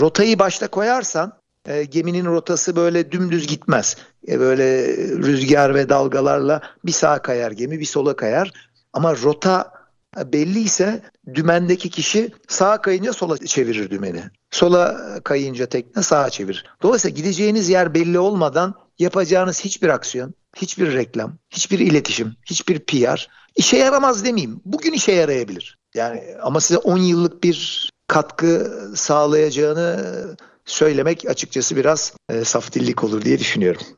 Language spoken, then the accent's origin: Turkish; Bursa, Turkey; Ben Bursa'da doğdum